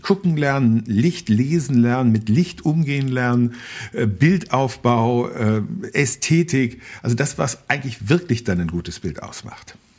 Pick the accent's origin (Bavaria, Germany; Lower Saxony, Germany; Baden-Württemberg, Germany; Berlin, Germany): Bavaria, Germany; Berchtesgadener Land; moved away; ich habe einen wichtigen Teil meiner Kindheit im Berchtesgadener Land rund um den Königssee verbracht